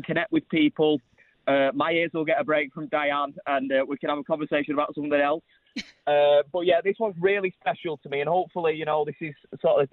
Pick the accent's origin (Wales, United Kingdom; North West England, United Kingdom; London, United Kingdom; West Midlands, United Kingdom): North West England, United Kingdom; Manchester; I'm actually in Manchester now, in my hometown